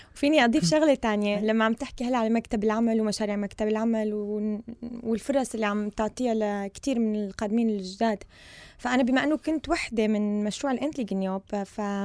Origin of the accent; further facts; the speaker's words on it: Syria; moved away as an adult; also born or lived in United Kingdom; now in Sweden; جاية من سوريا سنة 2014